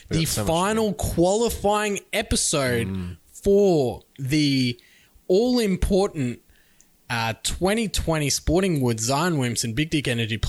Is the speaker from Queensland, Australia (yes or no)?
yes; Townsville, Queensland, Australia; Despite my whole family being from New South Wales, I was born in Townsville.